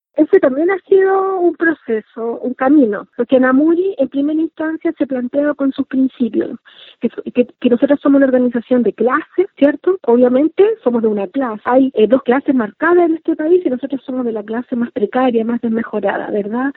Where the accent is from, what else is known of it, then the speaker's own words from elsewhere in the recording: Santiago, Santiago Metropolitan Region, Chile; como niña mapuche nací acá en Santiago, crecí en Santiago